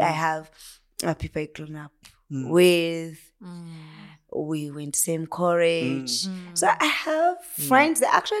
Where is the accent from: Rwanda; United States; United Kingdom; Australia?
Rwanda; Kigali; English is a second language; moved away as an adult; now in Nairobi, Kenya; I come from Nikigali, the place called Chituchiro.